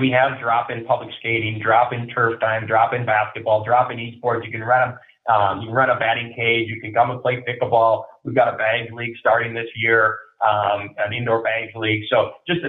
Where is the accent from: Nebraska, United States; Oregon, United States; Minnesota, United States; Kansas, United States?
Minnesota, United States; moved away as an adult; now in West Des Moines, United States; I come from Minnesota. I'm a hockey guy